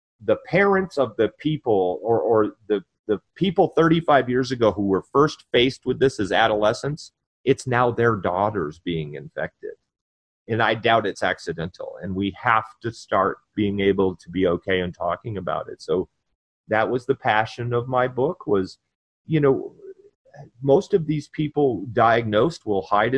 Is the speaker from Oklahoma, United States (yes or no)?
no; Vermont, United States; moved away as an adult; also born or lived in North Carolina; my family came and got me and transported me back to my home state